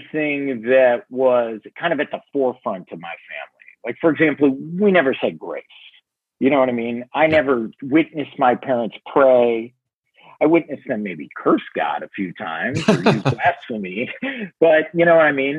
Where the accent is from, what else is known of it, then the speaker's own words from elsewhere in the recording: Chicago, Illinois, United States; also born or lived in Wisconsin; I grew up on the North Shore of Chicago